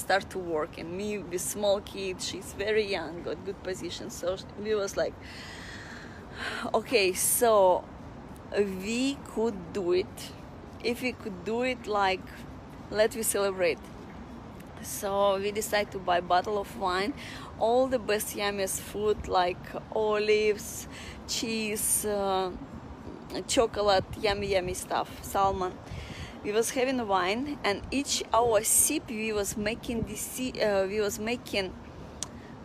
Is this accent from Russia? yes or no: yes; Russia; moved away as an adult; now in Singapore; I was from Russia